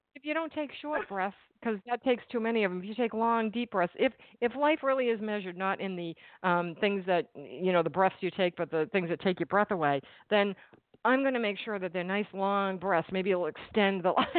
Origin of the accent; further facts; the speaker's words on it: New England, United States; now in New Jersey, United States; I'm in New Jersey and I'm from New England